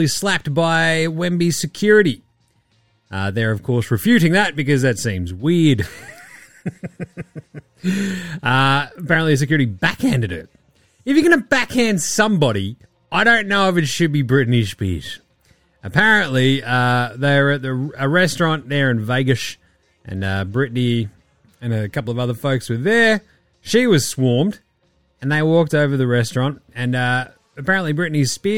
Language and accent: English; Australia; accent: Australian; my Australian swearing, which is vociferous and meaty